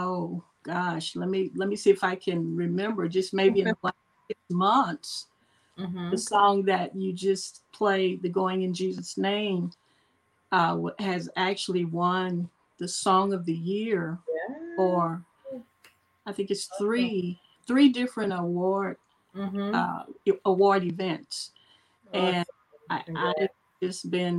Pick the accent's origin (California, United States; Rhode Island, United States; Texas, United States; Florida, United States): Texas, United States; Longview; I am from Longview, Texas